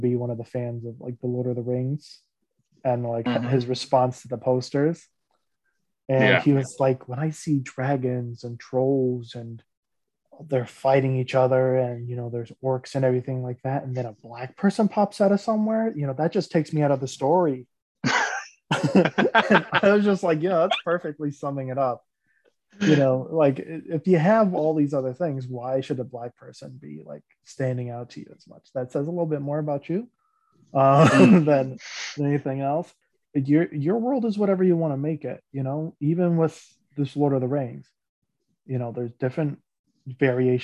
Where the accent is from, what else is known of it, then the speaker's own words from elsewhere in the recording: United States; I'm an American